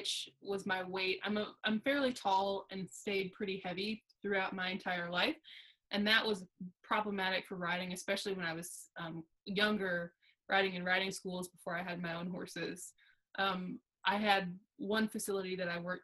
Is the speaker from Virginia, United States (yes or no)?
yes; Alexandria, Virginia, United States; now in Brooksville, United States; I'm currently located, I live in Brooksville, Mississippi. I'm originally from Alexandria, Virginia.